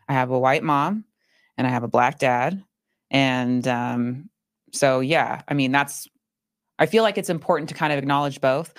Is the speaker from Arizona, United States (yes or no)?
yes; Phoenix, Arizona, United States; also born or lived in Chandler, Arizona; I grew up in Phoenix, Arizona. I was born and raised there